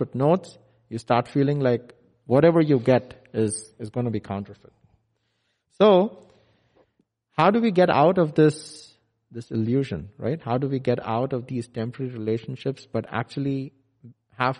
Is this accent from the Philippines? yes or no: no; India; now in McKinney, United States; I live in McKinney, where it's very different from India. So I was born and brought up in India